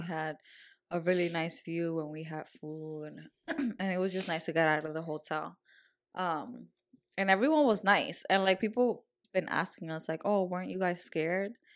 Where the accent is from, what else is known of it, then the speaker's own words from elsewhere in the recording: Dominican Republic; moved away; I was raised in Dominican Republic